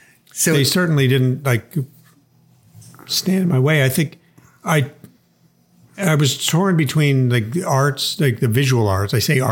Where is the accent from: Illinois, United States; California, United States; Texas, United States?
Illinois, United States; Chicago; born there; I was born in Chicago, but they were from there.